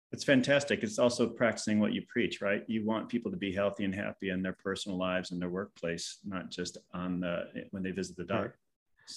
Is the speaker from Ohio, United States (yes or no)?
yes; Ohio, United States; my home state of Ohio. I am a Buckeye